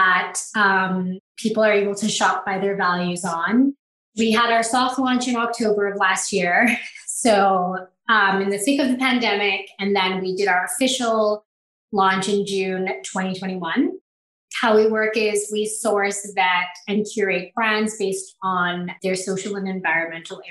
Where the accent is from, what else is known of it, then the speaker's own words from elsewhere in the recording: Bangladesh; moved away; I'm originally from Bangladesh